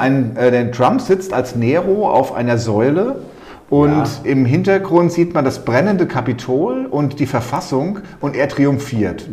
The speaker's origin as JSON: {"language": "German", "town": "Walluf", "region": "Hesse", "country": "Germany", "tie": "born or raised there", "also_born_or_lived": "Eltville", "moved": "as an adult", "lives_now": "Untertaunus, Germany", "said": "geboren in Eltville im Krankenhaus, aber ansonsten Walluffe"}